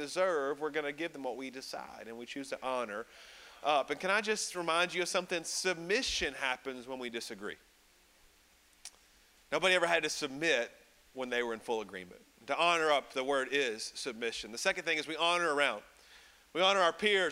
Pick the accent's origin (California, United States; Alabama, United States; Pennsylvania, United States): Alabama, United States; Birmingham; I'm from Birmingham, Alabama